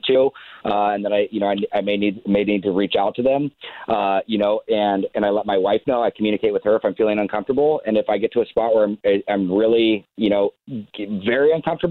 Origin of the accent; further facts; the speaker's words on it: Laguna Beach, California, United States; I grew up in Laguna Beach, grew up surfing, skateboarding, snowboarding, wakeboarding, you know, playing baseball, all the things I love.